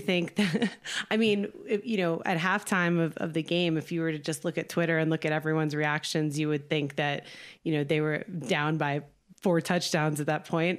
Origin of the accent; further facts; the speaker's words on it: New Jersey, United States; now in California, United States; I live in California now. I'm from New Jersey